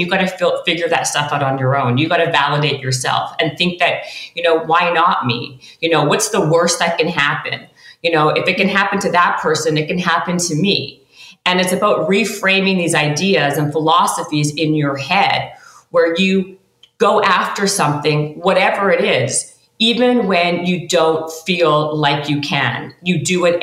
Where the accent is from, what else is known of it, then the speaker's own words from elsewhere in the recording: Canada; I'm Canadian